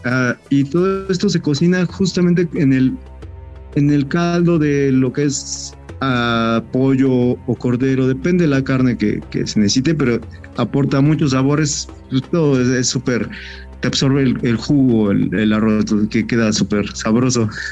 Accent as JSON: {"language": "Spanish", "country": "Mexico"}